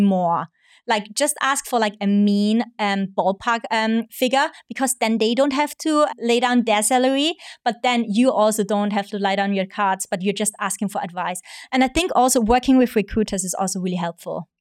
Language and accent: English; Austria; moved away as an adult; now in Hong Kong; I'm originally from Austria, and I'm half Hong Kong, half Austrian, been in Hong Kong now for almost five years.